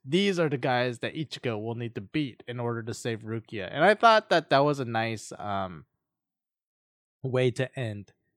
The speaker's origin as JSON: {"language": "English", "country": "United States", "said": "I'm just an American"}